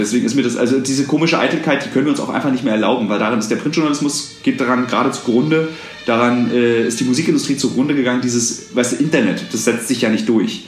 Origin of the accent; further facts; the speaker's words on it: Berlin, Germany; ich irgendwie als Berliner